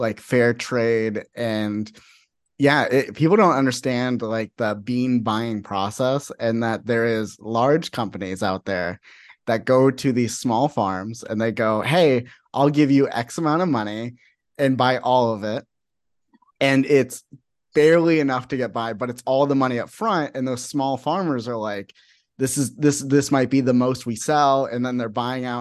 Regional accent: Phoenix, Arizona, United States; I'm from Phoenix for the most part of my life

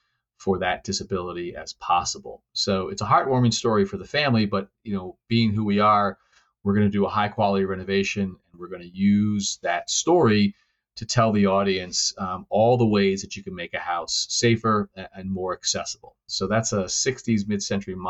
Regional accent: New England, United States; I'm from New England

